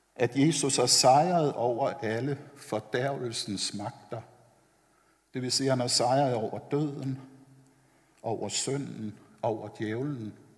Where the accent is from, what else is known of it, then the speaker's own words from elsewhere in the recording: Copenhagen, Capital Region of Denmark, Denmark; Jeg er vokset op ovre på Vesterbro i København